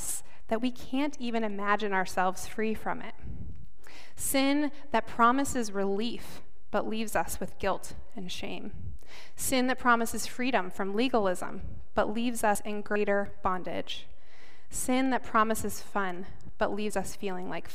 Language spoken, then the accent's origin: English; South Dakota, United States; moved away; also born or lived in Chicago; I grew up in South Dakota, which is mostly an agricultural community